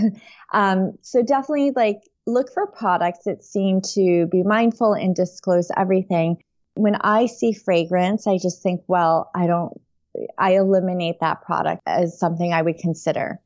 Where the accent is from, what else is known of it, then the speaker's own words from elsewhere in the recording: upstate New York, United States; also born or lived in Taipei, Taiwan; I grew up in upstate New York.